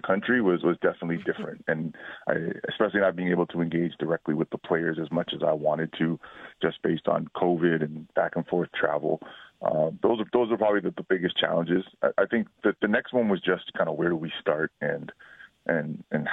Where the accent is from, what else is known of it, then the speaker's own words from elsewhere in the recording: Peel Region, Mississauga and Brampton, Ontario, Canada; growing up here in Peel Region, Mississauga and Brampton